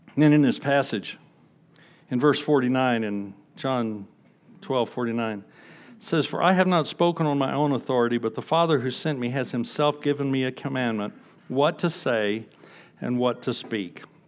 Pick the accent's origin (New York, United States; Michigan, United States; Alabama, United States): Alabama, United States; Huntsville; moved away; I grew up in Huntsville, Alabama